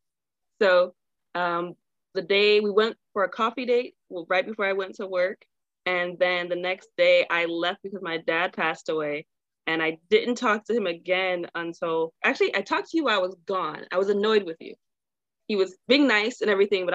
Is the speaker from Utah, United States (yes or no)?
no; Chicago, Illinois, United States; moved away as an adult; now in San Diego, United States; I'm originally from Chicago, and I moved out to San Diego in 2016